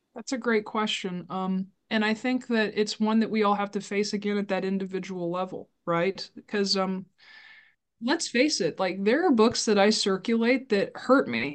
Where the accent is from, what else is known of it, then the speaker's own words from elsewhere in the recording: Burlington, Iowa, United States; I am born and raised in Burlington, Iowa